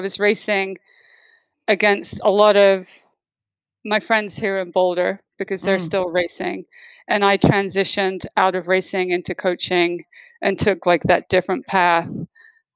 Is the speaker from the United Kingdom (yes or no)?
yes; United Kingdom; I'm British